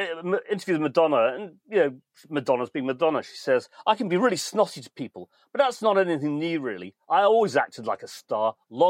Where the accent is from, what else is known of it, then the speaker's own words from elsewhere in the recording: Manchester, North West England, United Kingdom; We are very Mancunian. That's what makes us so special.